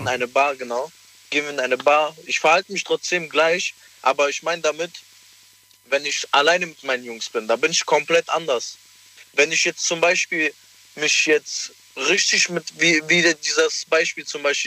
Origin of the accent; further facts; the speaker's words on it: Cologne, North Rhine-Westphalia, Germany; Aus Köln